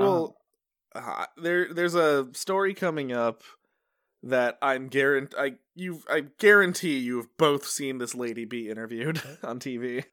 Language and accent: English; Utica, New York, United States; I'm from Utica